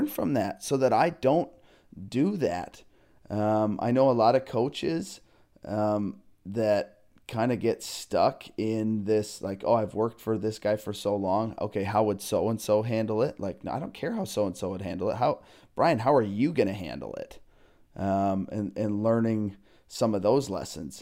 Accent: Minnesota, United States; moved away; also born or lived in Iowa / New York City / Long Island / New Jersey; growing up in Minnesota, I spent time in Iowa and New York City, Long Island, New Jersey

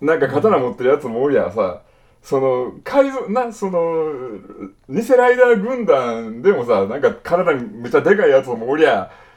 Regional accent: Kansai, Japan; 俺ら関西人やから

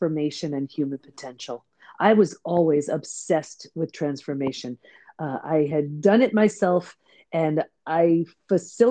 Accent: Long Island, New York, United States; also born or lived in San Diego; I grew up on Long Island in New York, so not where I live now.

